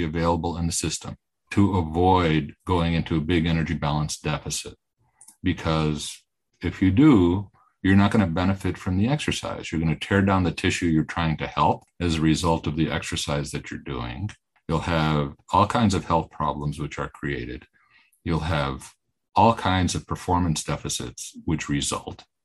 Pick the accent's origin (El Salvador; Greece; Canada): Greece; moved away; I'm from Greece, so I'm very interested in the Mediterranean diet. And I grew up in Greece